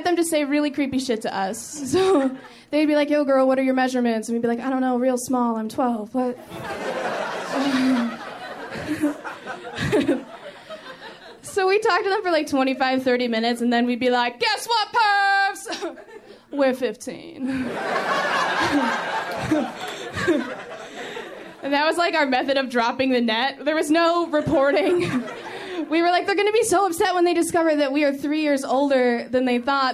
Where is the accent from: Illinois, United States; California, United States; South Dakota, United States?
Illinois, United States; Chicago; I'm from Chicago